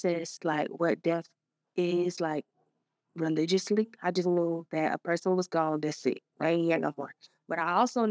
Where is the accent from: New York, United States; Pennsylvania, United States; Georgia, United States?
Georgia, United States; Savannah; now in Atlanta, United States; I was born in Savannah.